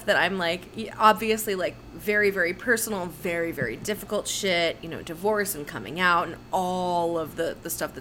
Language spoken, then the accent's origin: English; New Jersey, United States; I'm from New Jersey